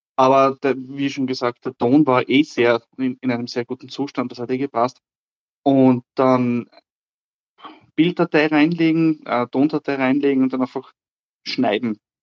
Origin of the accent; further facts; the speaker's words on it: Austria; ich komme aus Österreich